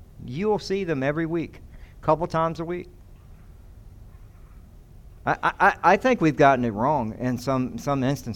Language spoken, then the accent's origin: English; the South, United States; I come from the South.